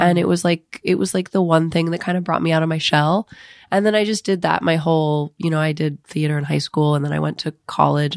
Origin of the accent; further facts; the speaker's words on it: Ohio, United States; moved away; I'm from Ohio